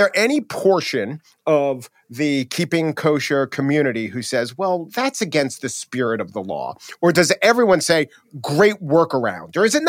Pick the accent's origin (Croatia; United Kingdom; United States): United States; Oceanside, New York; I was raised on Long Island. I was born in the driveway of the house my parents still live in.